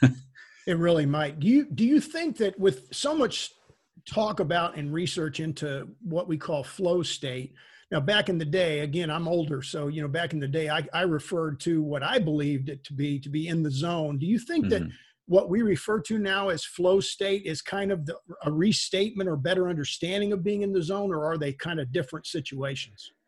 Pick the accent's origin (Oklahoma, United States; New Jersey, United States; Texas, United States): Texas, United States; where I grew up in Texas